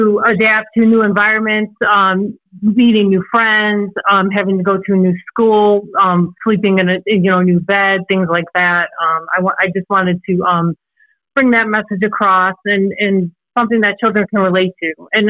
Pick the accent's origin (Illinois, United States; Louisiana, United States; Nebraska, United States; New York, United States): Illinois, United States; Antioch; also born or lived in Chicago; I'm actually originally from Chicago, Illinois. As you can probably hear, I don't have an accent. But I was originally from Chicago, Illinois, and we had moved from Chicago to a small town called Antioch in Illinois. And we moved there when I was 6 years old.